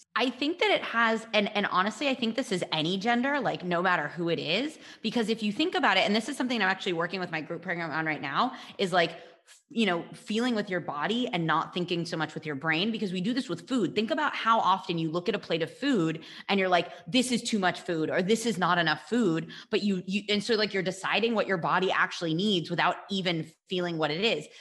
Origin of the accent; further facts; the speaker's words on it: United States; moved away; I'm from the States